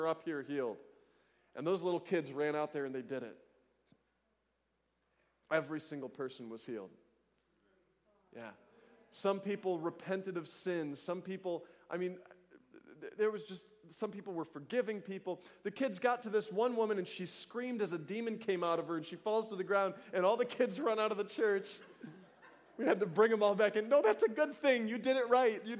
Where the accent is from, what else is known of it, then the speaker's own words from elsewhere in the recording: United States; I'm an American